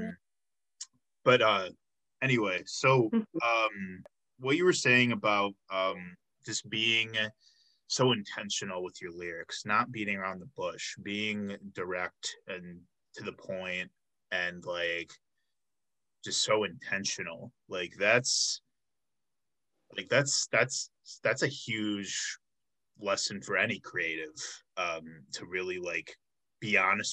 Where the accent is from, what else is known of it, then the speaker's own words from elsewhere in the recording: Chicago, Illinois, United States; now in Milwaukee, United States; I'm from Chicago, so I grew up eating